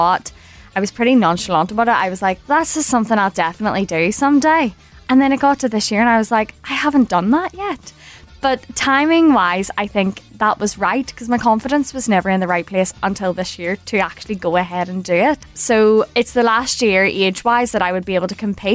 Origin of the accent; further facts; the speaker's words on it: Belfast, Northern Ireland, United Kingdom; I'm 27 years old and I'm a social media executive from Belfast.